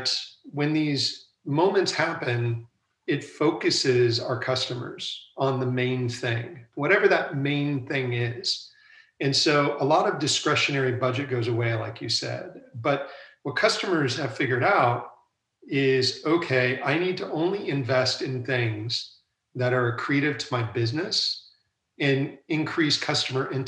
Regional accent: United States; moved away as an adult; also born or lived in London, United Kingdom / Asia / Europe; I'm now back in the United States. And originally I'm from the United States

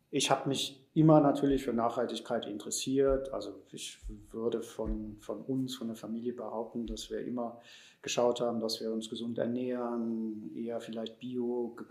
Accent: Germany; aber wir sind ja da schon dabei als Deutsche und so, bin ich eigentlich durchs Leben gegangen.

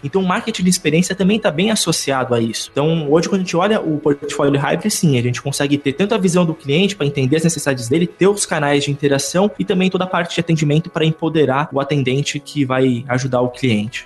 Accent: São Caetano do Sul, São Paulo, Brazil; eu sou de São Caetano, não é tão interior assim, mas ainda tem um pouquinho desse clima

